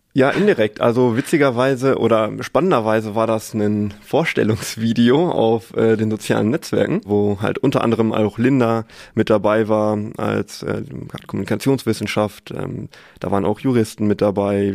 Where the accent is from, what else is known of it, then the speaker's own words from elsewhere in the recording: Sauerland, North Rhine-Westphalia, Germany; moved away as an adult; now in Münster, Germany; gebürtiger Sauerländer, habe dort auch äh, meinen Bachelor gemacht